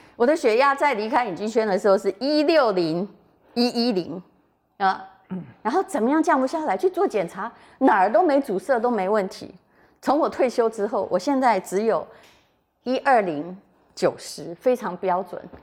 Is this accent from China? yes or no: no; Yilan County, Taiwan; 我们宜兰人